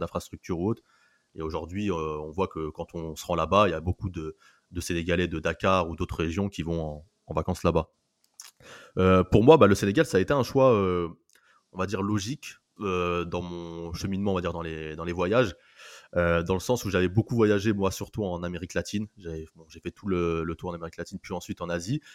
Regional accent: France; en tant que Français

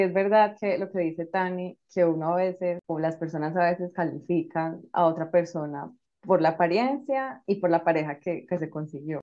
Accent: Colombia; now in Madrid, Spain

